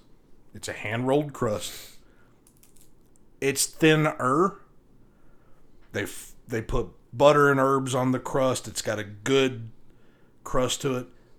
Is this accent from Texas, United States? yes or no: yes; Fort Worth, Dallas metroplex, Texas, United States; now in Lubbock, United States; I was born in the Fort Worth, Dallas metroplex area.